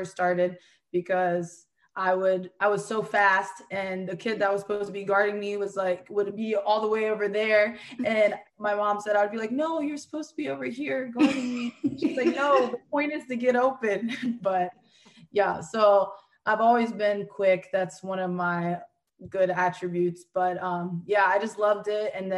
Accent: Hanover, Pennsylvania, United States; moved away as an adult; I'm from Hanover, Pennsylvania. It's a small town.

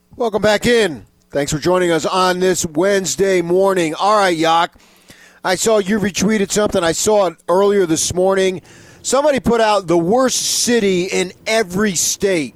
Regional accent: Arizona, United States; I'm from Arizona, so I know all about heat

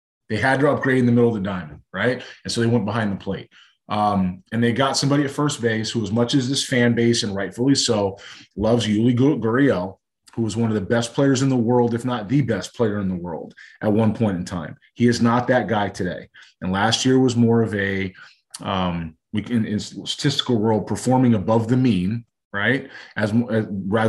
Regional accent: Los Angeles, California, United States; growing up in Los Angeles

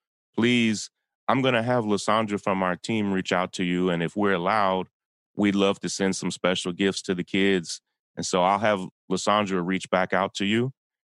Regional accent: Kentucky, United States; Yeah, I grew up in a town in Kentucky, and we had a United Methodist Children's Home there

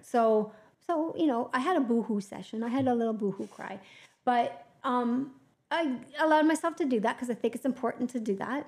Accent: Canada; we're Canadian

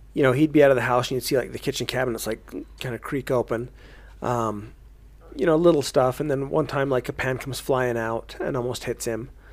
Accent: Payson, Utah, United States; I grew up down in Payson, Utah

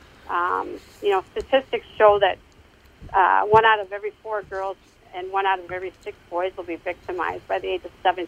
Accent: Minnetonka, Minnesota, United States; now in Victoria, United States; I am from Minnesota, yep. I grew up in Minnetonka.

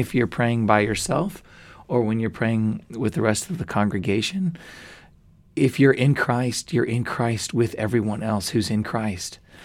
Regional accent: United States; I'm so American in these ways and I despise it, but it's in my blood.

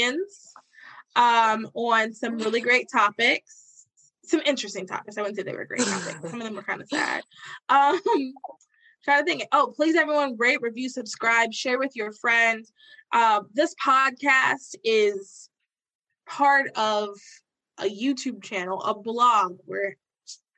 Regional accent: the South, United States; I'm from the South

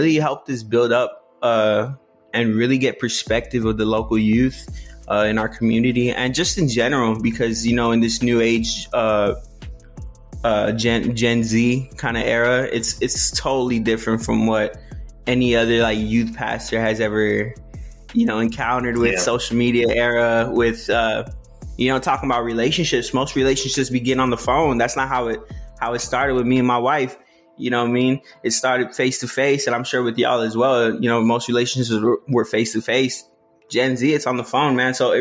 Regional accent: South Texas, United States; I'm come from South Texas

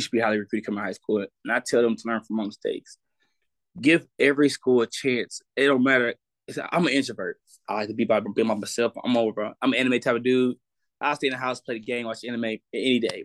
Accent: Houston, Texas, United States; also born or lived in Pearland, Texas; I'm really from Hiram Clark, Houston.

